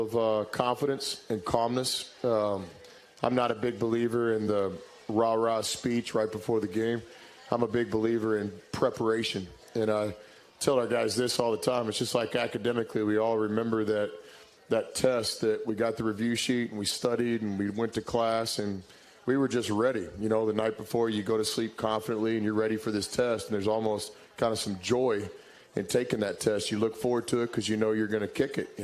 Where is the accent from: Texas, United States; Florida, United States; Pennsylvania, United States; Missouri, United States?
Texas, United States; Irving; growing up in Irving, Texas, I was a Cowboy fan, lived right next to the old Texas Stadium